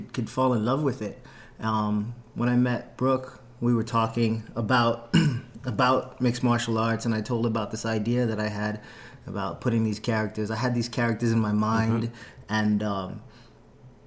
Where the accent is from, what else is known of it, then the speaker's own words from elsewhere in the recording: Bahamas; moved away; I'm from the Bahamas